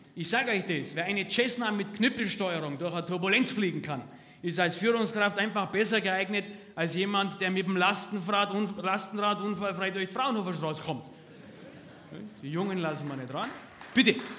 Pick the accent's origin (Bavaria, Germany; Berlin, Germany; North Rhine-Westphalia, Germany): Bavaria, Germany; Stefans Riertheim; bei uns in Stefans Riertheim